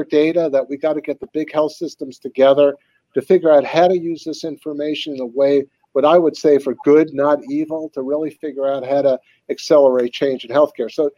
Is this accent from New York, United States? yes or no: yes; Long Island, New York, United States; I grew up on Long Island